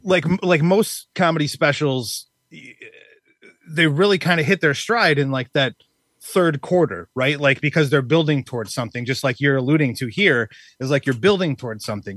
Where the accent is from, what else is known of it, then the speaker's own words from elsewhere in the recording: Wisconsin, United States; I'm actually from Wisconsin.